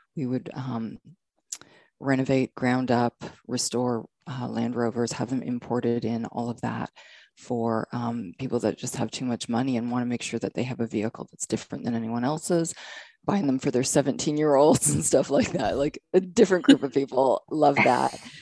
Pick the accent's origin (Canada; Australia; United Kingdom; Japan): Canada; moved away as an adult; now in United States; I'm from Canada. I'm from Canada.